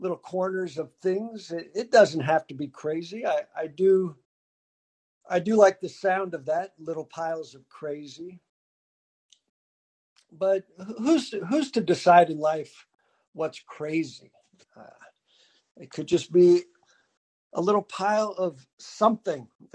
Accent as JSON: {"language": "English", "town": "San Diego", "region": "California", "country": "United States", "tie": "born or raised there", "said": "I grew up in San Diego. That's where I was born."}